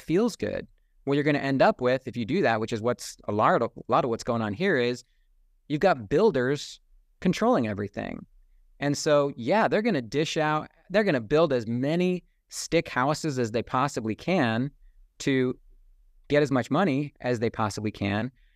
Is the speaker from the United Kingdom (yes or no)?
no; United States; also born or lived in Saint George, Utah; growing up on American independence and being, having that deeply instilled within me as a child